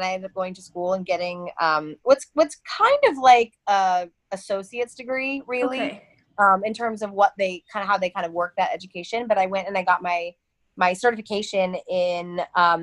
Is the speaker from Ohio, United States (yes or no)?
yes; Cincinnati, Ohio, United States; moved away as an adult; also born or lived in Cleveland, Ohio; I grew up about 4 hours away in Cincinnati, down a little farther south in Ohio.